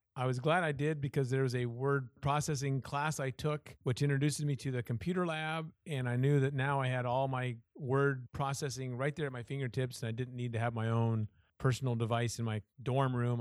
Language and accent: English; Iowa, United States; moved away as an adult; also born or lived in Washington / Southern California / Chicago area; I was born and raised in Iowa